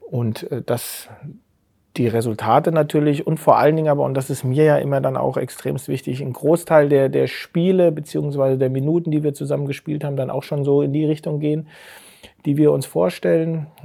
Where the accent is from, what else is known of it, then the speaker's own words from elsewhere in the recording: Hessenau, Hesse, Germany; also born or lived in Geinsheim; Und dann aufgewachsen auf der Hessenau. Das ist fünf Kilometer von Geinsheim. In Geinsheim habe ich Fußball gespielt und bin